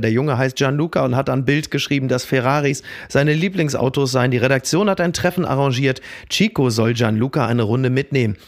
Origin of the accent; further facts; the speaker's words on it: Castrop-Rauxel, North Rhine-Westphalia, Germany; nicht weit davon aufgewachsen bin in Kastrop-Rauxel